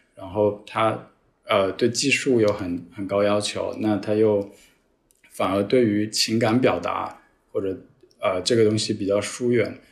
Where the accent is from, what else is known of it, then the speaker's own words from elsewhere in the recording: southern China, China; now in Hong Kong; 作为一个南方人